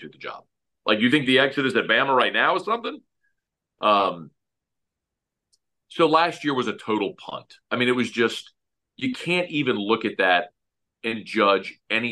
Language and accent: English; Baton Rouge, Louisiana, United States; I'm a guy growing up in Baton Rouge